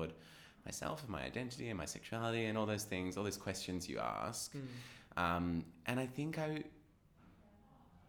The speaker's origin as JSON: {"language": "English", "town": "Cronulla", "region": "New South Wales", "country": "Australia", "tie": "born or raised there", "said": "I grew up in Cronulla"}